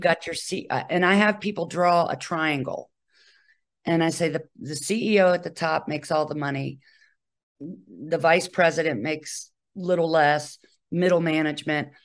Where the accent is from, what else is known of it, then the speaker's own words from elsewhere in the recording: Charlottesville, Virginia, United States; moved away as an adult; also born or lived in Bethesda, Maryland; I'm originally from Charlottesville, Virginia